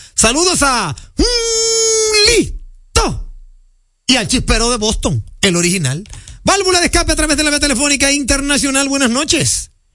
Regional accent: Dominican Republic; nosotros en República Dominicana

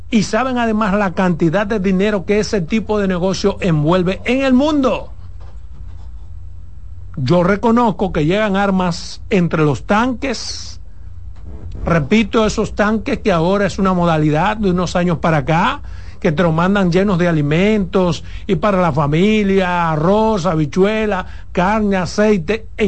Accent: Dominican Republic; Pero eso me luce a mí como dominicano, no solo decirlo, demandarlo al gobierno.

